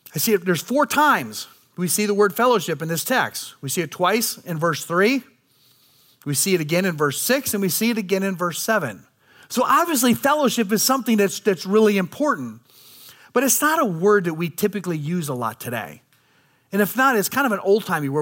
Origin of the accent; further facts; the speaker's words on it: United States; as American people